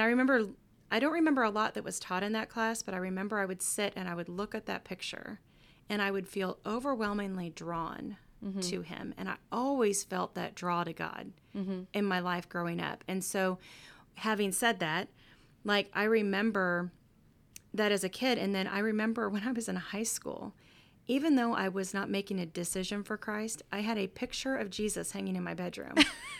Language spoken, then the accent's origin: English; Kansas City, Missouri, United States; I'm from Kansas City. So if you know, then you know.